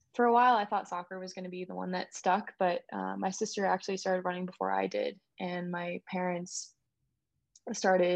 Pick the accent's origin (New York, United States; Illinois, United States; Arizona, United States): Arizona, United States; Phoenix; also born or lived in Indiana; I definitely spent the majority of my childhood in Phoenix.